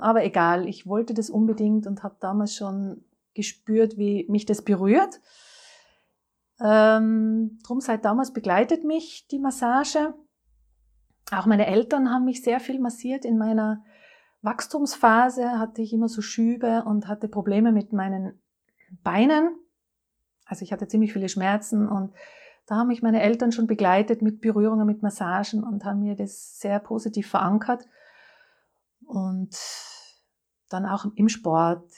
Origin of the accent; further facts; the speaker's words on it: Innsbruck, Tyrol, Austria; moved away; Das äh, kommt nämlich aus Tirol, aus Innsbruck. Ich bin eine Tirolerin